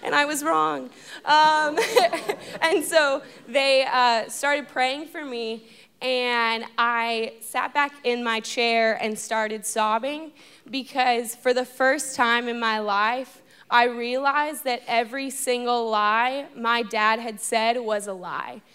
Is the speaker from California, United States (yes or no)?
yes; Los Angeles, California, United States; moved away as an adult; now in Fort Worth, United States; I'm from Los Angeles, California